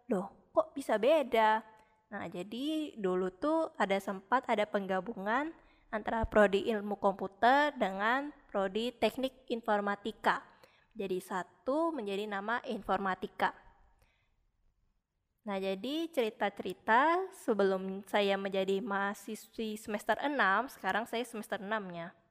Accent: Samarinda, East Kalimantan, Indonesia; Saya berasal dari Samarinda.

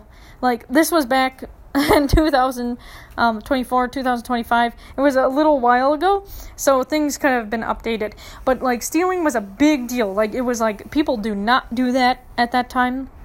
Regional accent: Minneapolis, Minnesota, United States; moved away as an adult; now in Tucson, United States; I'm from Minneapolis

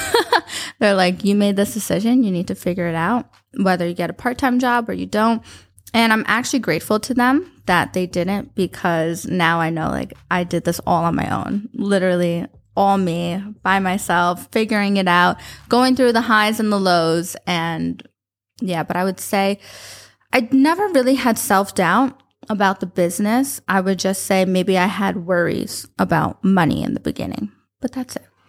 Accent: New York, United States; moved away as an adult; also born or lived in Florida / Westchester / Abu Dhabi; now in Dubai, United Arab Emirates; I grew up in New York. Uh, grew up, started in the Bronx, and moved to Westchester

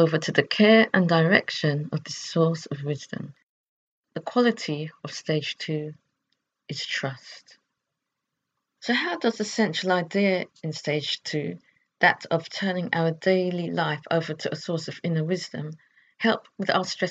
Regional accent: United Kingdom; I could define myself as British

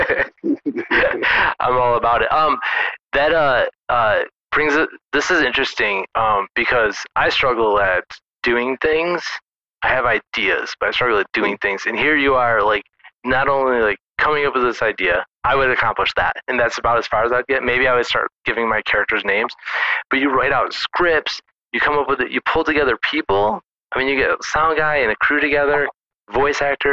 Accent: Michigan, United States; moved away; my hometown is back in Michigan

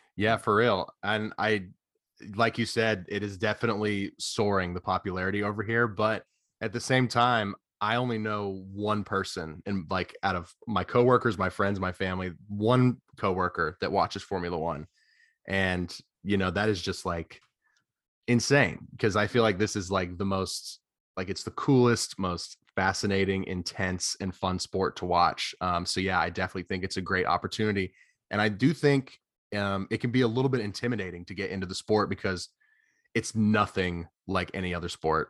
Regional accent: Atlanta, Georgia, United States; I'm from Atlanta, so I've gone to see the Braves a couple of times

